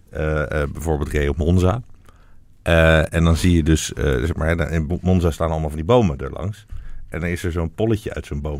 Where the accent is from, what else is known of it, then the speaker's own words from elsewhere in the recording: Friesland, Netherlands; dan wil ik kom uit Friesland en ik wil gewoon dat we allemaal